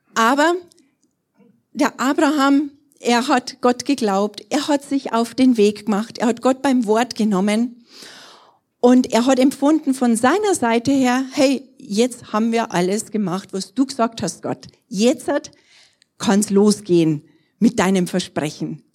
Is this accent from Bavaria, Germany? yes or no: yes; Trostberg, Bavaria, Germany; also born or lived in Erding; in Trostberg zu sein, das ist irgendwo so meine Heimat, da bin ich groß geworden